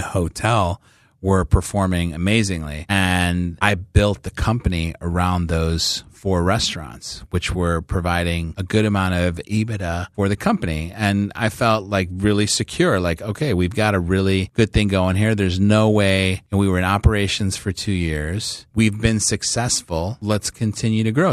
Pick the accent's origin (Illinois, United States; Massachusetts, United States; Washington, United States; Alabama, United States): Illinois, United States; Chicago; moved away; I grew up in Chicago